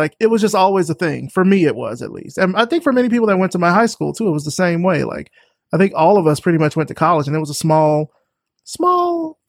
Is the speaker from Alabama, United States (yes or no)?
yes; Alabama, United States; I'm from Alabama